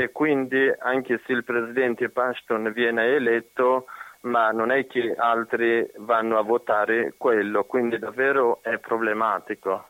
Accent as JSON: {"language": "Italian", "country": "Afghanistan", "second_language": "Italian", "moved": "yes", "lives_now": "Italy", "said": "quando andavo a scuola, a iscrivermi, da dove vieni, dall'Afghanistan"}